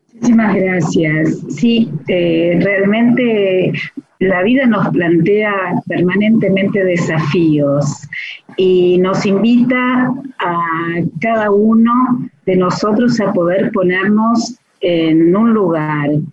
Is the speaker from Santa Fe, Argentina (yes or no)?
yes; Santa Fe, Argentina; now in Buenos Aires, Argentina; estuve muchos años trabajando en Santa Fe, en mi, en mi ciudad natal